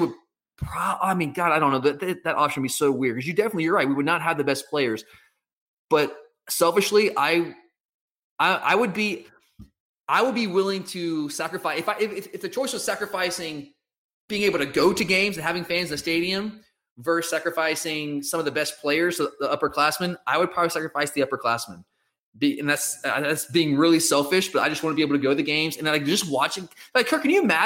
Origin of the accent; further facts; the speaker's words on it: Georgia, United States; I'm from Georgia